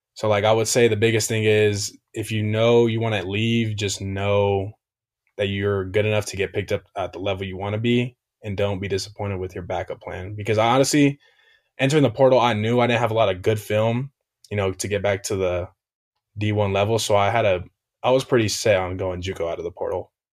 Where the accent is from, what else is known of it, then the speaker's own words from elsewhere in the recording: Hesperia, California, United States; I'm from Asperia, California